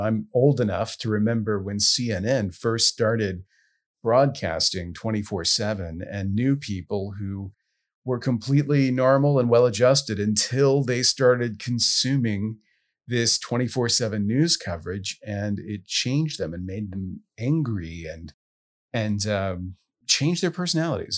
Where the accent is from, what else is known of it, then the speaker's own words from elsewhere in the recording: Southwest Louisiana, United States; I grew up in Southwest Louisiana